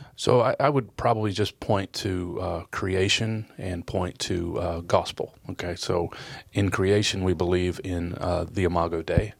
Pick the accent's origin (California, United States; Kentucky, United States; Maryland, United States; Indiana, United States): Kentucky, United States; also born or lived in Detroit, Michigan; I was born in Detroit, uh, grew up in Kentucky